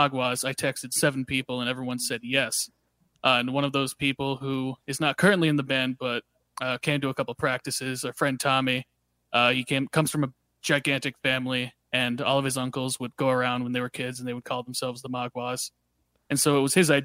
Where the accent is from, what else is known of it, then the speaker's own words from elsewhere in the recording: Scranton, Pennsylvania, United States; I was from like the Scranton area